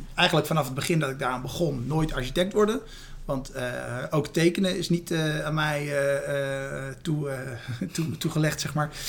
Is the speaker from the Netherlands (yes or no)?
yes; Rotterdam, South Holland, Netherlands; mijn wortels hier in Rotterdam liggen.